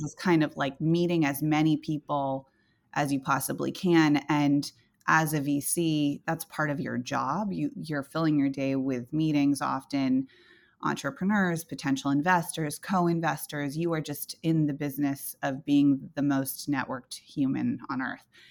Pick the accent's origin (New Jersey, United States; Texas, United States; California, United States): California, United States; Silicon Valley; I grew up in Silicon Valley.